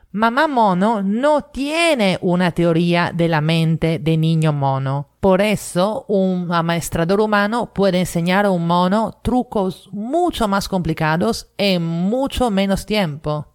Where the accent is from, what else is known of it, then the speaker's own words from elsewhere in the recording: Italy; now in Lima, Peru; italiana en Lima